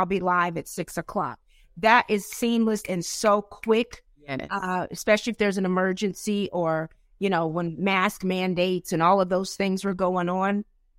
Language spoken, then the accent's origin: English; the South, United States; Yeah, because, you know, I'm from the South. So as you know, you Tennessee, I'm right next door to Kentucky.